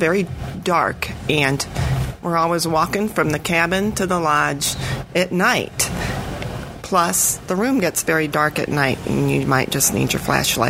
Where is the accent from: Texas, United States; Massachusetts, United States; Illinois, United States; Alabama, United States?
Alabama, United States; Silver Hill; I'm from Silver Hill, Alabama, which is near Mobile.